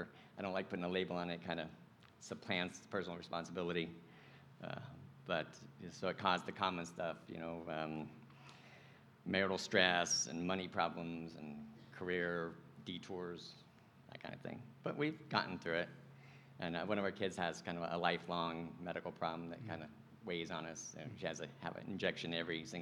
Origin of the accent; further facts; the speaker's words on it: Venice, Florida, United States; I was born and raised in Venice, Florida